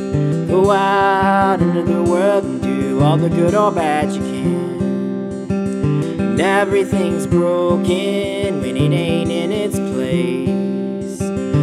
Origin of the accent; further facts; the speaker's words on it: Scottsboro, Alabama, United States; also born or lived in Russellville, Arkansas; So I would drive east toward Memphis to come home to Huntsville, mm-hmm. Scottsboro. I'm from Scottsboro.